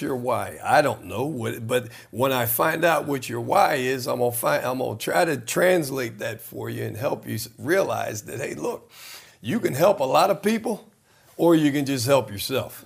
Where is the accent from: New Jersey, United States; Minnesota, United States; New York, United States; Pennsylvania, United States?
New Jersey, United States; Trenton; I was born in Trenton, New Jersey